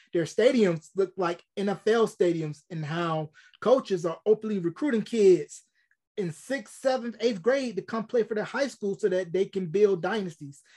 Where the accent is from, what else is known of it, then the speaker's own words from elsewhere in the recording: Tobacco Road, North Carolina, United States; I grew up in Tobacco Road, A C C country